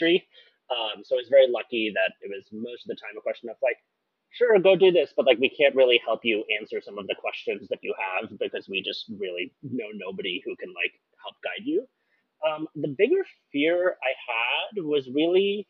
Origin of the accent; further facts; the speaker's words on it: Seattle, Washington, United States; I'm from Seattle.